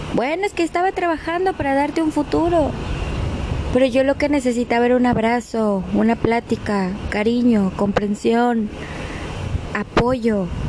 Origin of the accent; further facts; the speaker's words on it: Mexico; moved away; also born or lived in Argentina; así somos los mexicanos